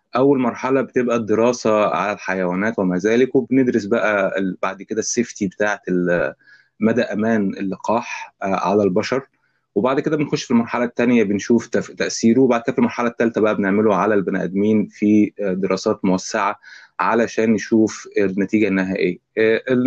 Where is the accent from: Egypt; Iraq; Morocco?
Egypt; عندنا في مصر